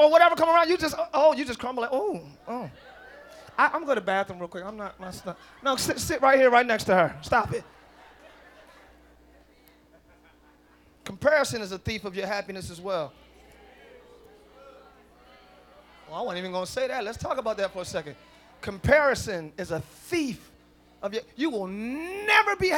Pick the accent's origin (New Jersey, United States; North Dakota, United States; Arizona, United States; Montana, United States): New Jersey, United States; Camden; I'm from Camden